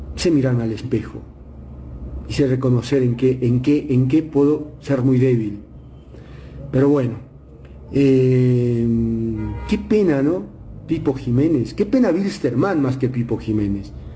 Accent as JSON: {"language": "Spanish", "country": "Bolivia", "said": "soy boliviano, porque nací acá"}